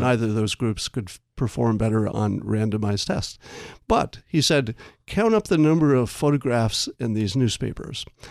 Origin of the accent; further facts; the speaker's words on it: upstate New York, United States; I grew up in New York, mm-hmm. upstate